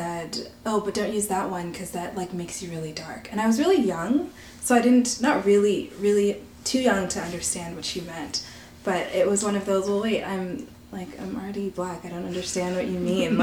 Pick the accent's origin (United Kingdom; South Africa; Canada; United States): Canada; I'm a Black Canadian of Barbadian descent